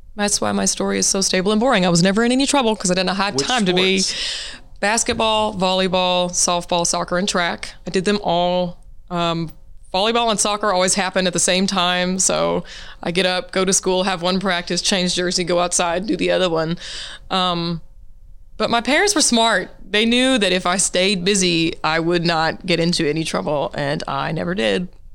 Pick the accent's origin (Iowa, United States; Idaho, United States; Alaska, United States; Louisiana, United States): Louisiana, United States; Monroe; also born or lived in Siloam Springs, Arkansas; now in Fayetteville, United States; I was born in Monroe, Louisiana. I, uh, you know, my whole family's from that area